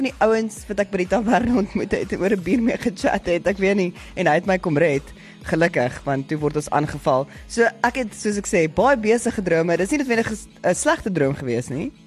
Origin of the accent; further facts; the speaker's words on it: South Africa; ek het in die Larrespark groot geword